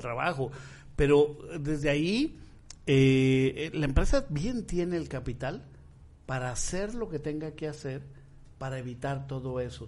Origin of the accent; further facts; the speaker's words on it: Michoacán, Mexico; nuestro estado